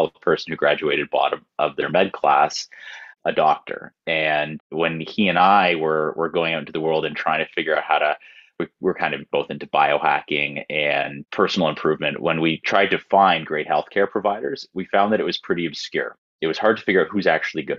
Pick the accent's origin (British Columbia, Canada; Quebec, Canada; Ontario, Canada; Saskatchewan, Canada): Ontario, Canada; Toronto; I'm born and raised in Toronto.